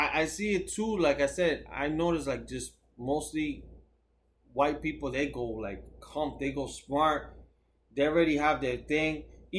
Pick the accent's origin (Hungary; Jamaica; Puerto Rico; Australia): Puerto Rico